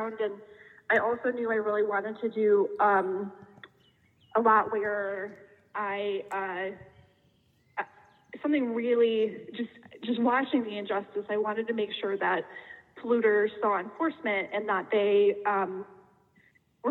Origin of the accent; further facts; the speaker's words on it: Darien, Illinois, United States; I grew up in Darien